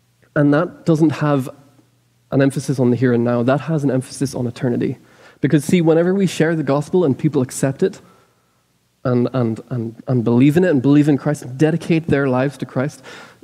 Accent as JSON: {"language": "English", "country": "Ireland", "moved": "yes", "lives_now": "Lexington, United States", "said": "I'm Irish"}